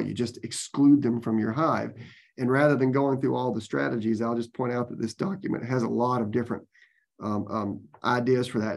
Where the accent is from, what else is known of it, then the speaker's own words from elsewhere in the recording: Georgia, United States; now in Florida, United States; I grew up in Georgia